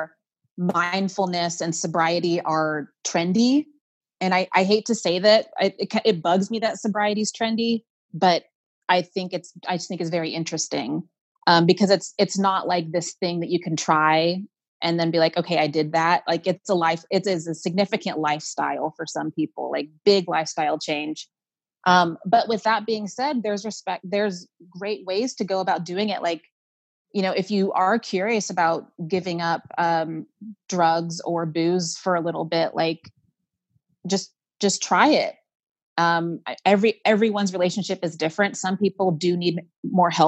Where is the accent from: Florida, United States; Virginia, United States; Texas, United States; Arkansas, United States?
Texas, United States; moved away as an adult; now in New York City, United States; I moved away from my hometown in Texas to New York City.